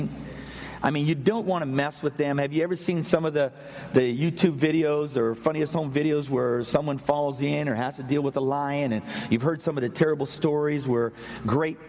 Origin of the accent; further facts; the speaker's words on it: Pennsylvania, United States; I'm from the north. I'm from Pennsylvania. We got lots of snow.